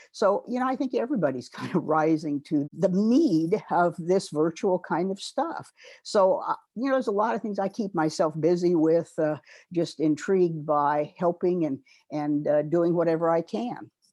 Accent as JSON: {"language": "English", "region": "West Coast", "country": "United States", "tie": "born or raised there", "also_born_or_lived": "Ohio / Kansas / Stanford, California", "moved": "as an adult", "said": "I grew up on the West Coast"}